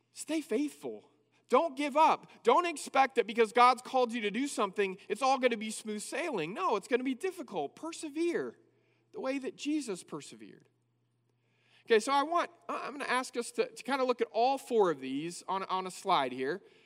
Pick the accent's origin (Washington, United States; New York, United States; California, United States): California, United States; Northern; moved away as an adult; now in Abilene, United States; I first moved from Northern California here to Abilene to go to school